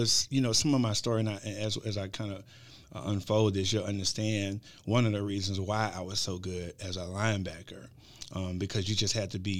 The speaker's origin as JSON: {"language": "English", "town": "Marshall", "region": "Texas", "country": "United States", "also_born_or_lived": "Tyler, Texas / Magnolia, Arkansas", "moved": "as an adult", "lives_now": "Conway, United States", "said": "I'm originally from Marshall, Texas."}